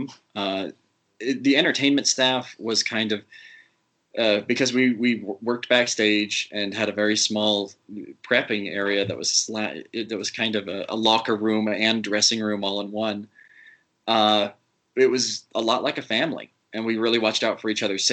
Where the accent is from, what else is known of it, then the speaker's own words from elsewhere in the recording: Utah, United States; as a kid growing up in Utah